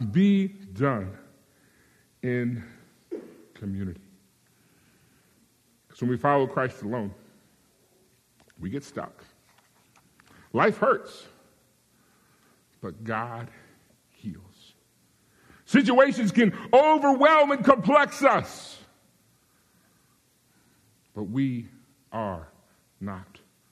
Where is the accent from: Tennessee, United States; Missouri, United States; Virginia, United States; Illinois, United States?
Virginia, United States; moved away; I grew up in Virginia, we would say y'all